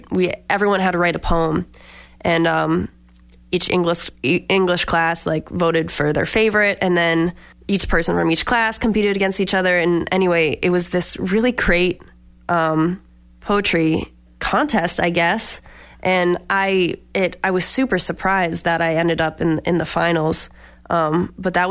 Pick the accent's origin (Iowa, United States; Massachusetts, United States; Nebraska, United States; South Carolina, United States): Massachusetts, United States; Boxford; now in Hartford, United States; I'm a singer-songwriter based in Hartford, Connecticut, but I grew up around here in Boxford, Massachusetts